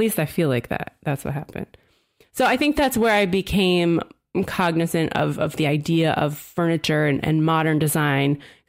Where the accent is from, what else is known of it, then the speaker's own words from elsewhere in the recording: New Jersey, United States; I'm from New Jersey, and I, from a pre-Snooki time, I lived down south, though, near Philly.